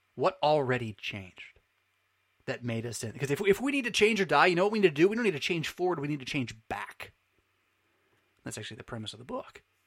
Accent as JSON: {"language": "English", "country": "United States", "said": "American Lutherans of the Missouri Synod"}